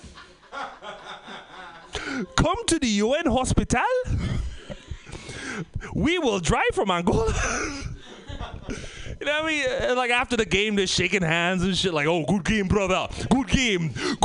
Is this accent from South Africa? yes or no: no; Trinidad & Tobago; moved away; also born or lived in Oakland / Bay Area